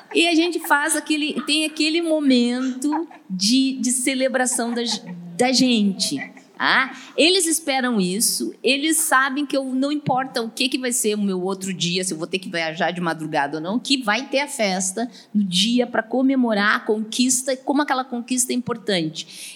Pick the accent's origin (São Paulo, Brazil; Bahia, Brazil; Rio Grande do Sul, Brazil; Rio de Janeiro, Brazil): Rio Grande do Sul, Brazil; Porto Alegre; eu sou de Porto Alegre, Porto Alegre tem muito vento